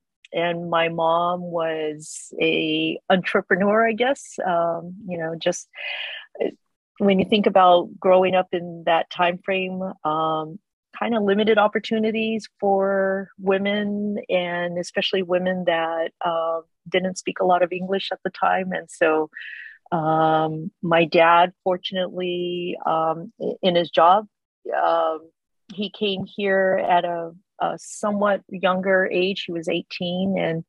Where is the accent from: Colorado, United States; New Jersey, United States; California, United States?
California, United States; Rosemead; I grew up in Rosemead